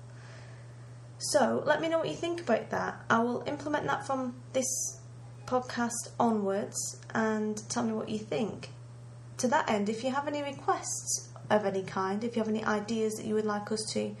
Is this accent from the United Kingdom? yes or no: yes; England, United Kingdom; I'm British